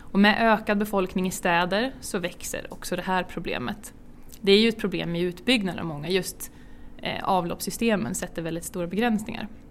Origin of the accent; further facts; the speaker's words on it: Björk, Sweden; uppväxt i en by som heter ja, bysocken i en ännu mindre by som heter Björk